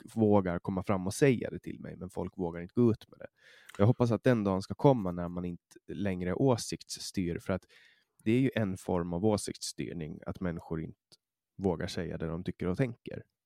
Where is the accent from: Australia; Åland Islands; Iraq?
Åland Islands; från mitt perspektiv som ålänning